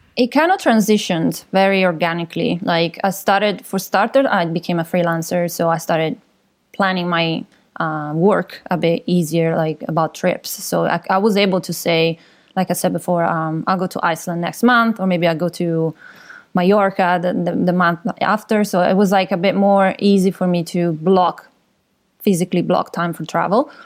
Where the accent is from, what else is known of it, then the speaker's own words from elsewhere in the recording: Milan, Lombardy, Italy; moved away as an adult; also born or lived in London; now in Vancouver, Canada; I'm from Milan originally, so from Italy